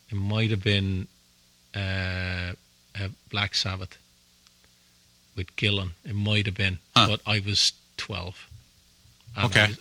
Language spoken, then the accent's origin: English; Ireland; I grew up in Ireland in that time